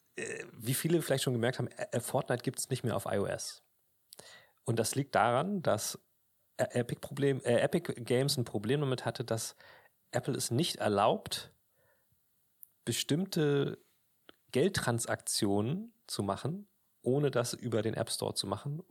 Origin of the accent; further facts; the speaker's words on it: Germany; bei uns in Deutschland